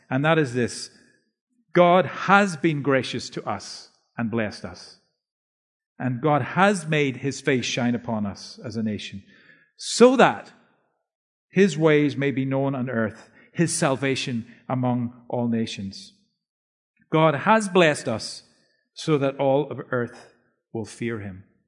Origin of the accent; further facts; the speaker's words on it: Northern Ireland, United Kingdom; moved away; my wife and I grew up in Northern Ireland